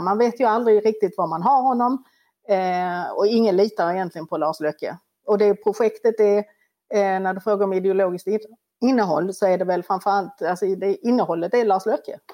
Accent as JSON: {"language": "Swedish", "country": "Sweden", "said": "vi som svenskar"}